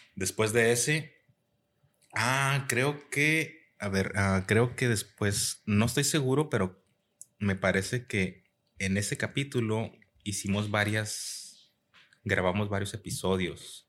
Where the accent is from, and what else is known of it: Mexico; now in United States